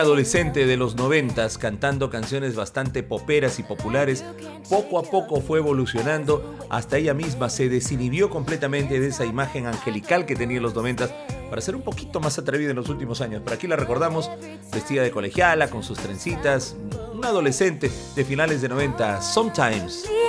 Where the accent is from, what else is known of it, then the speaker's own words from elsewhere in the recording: Peru; nos enviaron a representar a Perú como uno de los invitados de la prensa peruana